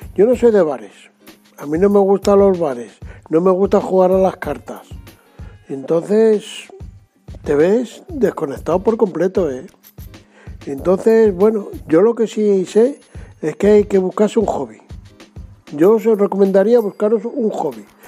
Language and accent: Spanish; Madrid, Community of Madrid, Spain; yo soy de Madrid